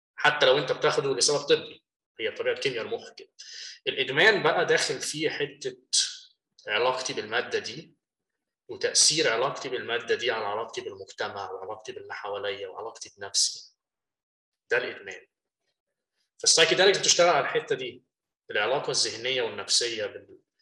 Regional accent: Egypt; moved away as an adult; now in United States; احنا من مصر

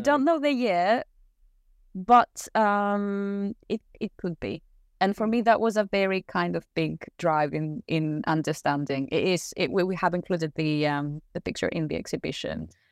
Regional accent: Athens, Attica, Greece; I'm Greek, I grew up in Athens.

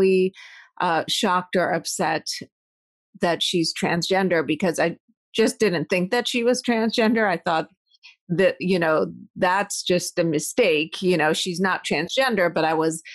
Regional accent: United States; also born or lived in Iran / Madison, Wisconsin / Pittsburgh, Pennsylvania; my family immigrated to the U.S. in 1983, and that was probably one of the worst times to be an Iranian and American

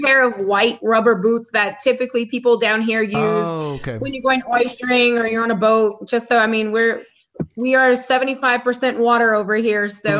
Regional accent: South Louisiana, United States; Born and raised in South Louisiana.

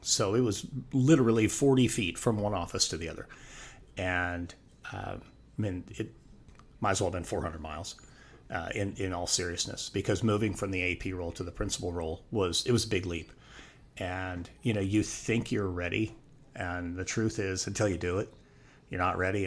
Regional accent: Wyoming, United States; moved away as an adult; also born or lived in Northwest Arizona; moved back to my home state of Wyoming

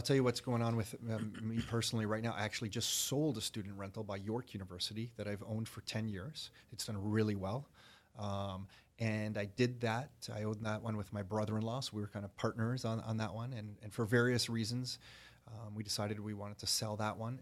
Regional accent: Toronto, Ontario, Canada; I was born in Toronto

